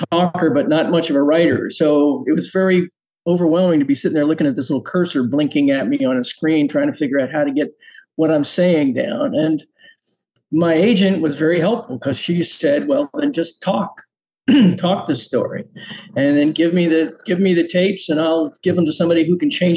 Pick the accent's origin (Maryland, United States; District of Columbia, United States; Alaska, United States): District of Columbia, United States; Washington; I grew up in Washington, D.C.